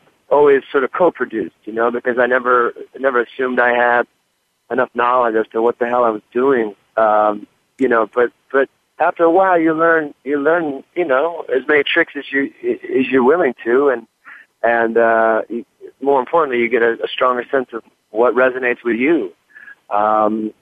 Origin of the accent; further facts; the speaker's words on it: Detroit, Michigan, United States; I'm growing up in Detroit, you know, being a Lions fan